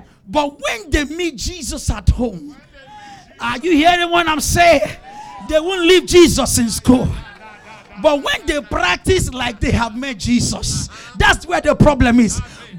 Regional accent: Obalende, Lagos, Nigeria; I grew up in Obalende. I saw my mate smoke and drink.

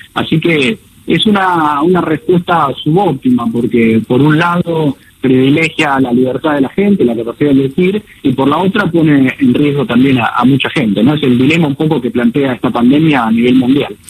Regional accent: Argentina; moved away as an adult; now in Miami, United States; mi consultora está acá en Miami, soy argentino, pero hace 5 mm. o 6 años que, vivo acá

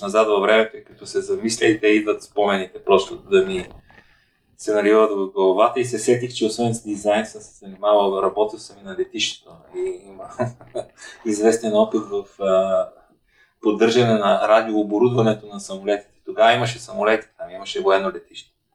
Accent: Ruse, Ruse Province, Bulgaria; университета в, в моя роден град

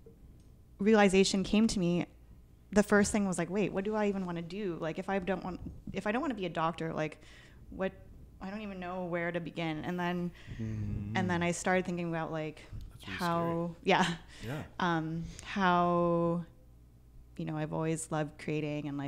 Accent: Vancouver, British Columbia, Canada; moved away; I grew up in Vancouver, BC

